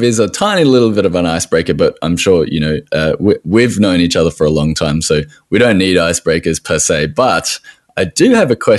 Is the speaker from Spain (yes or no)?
no; Australia